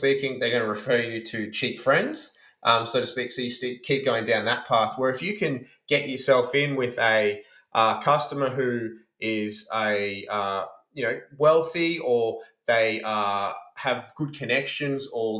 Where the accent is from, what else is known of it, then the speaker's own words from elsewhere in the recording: Brisbane, Queensland, Australia; moved away; I grew up in Brisbane